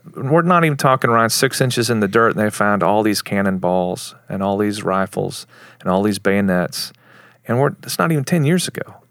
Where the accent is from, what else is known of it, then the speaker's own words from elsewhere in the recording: Plainview, Texas, United States; moved away as an adult; also born or lived in Lubbock, Texas / Dallas, Texas; I'm from Plainview. It's where I grew up. I was born in Lubbock